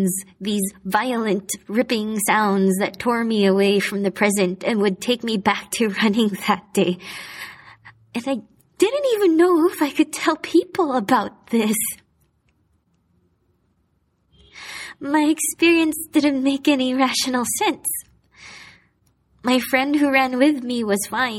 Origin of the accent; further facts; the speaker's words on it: Manila, Metro Manila, Philippines; moved away as an adult; now in Hong Kong; I decided to go back to Manila